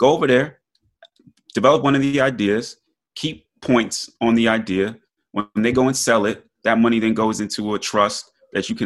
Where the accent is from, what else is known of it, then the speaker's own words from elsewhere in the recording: New York, United States; growing up in New York, we always talk about supreme mathematics.